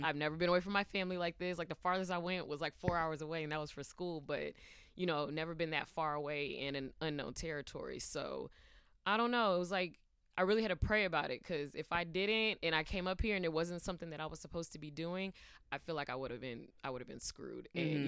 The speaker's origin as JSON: {"language": "English", "region": "California", "country": "United States", "also_born_or_lived": "Georgia", "lives_now": "New York City, United States", "said": "I'm originally from California, but Georgia's home for me."}